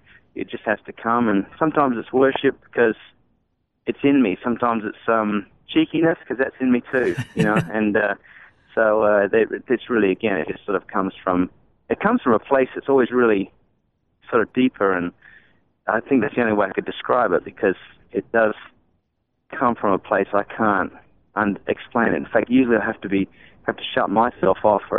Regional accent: Australia; I think growing up in Aussie as a kid, you know, your first allegiance was to Aussie bands.

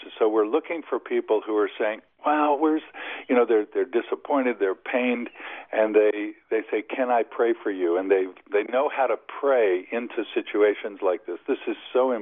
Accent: Kansas City, Missouri, United States; I grew up in Kansas City

